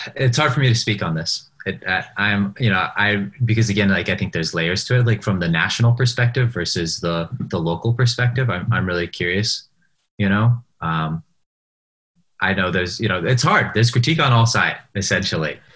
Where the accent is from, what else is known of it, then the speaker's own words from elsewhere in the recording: Seattle, Washington, United States; moved away as an adult; I grew up in Seattle. I moved out right before this pandemic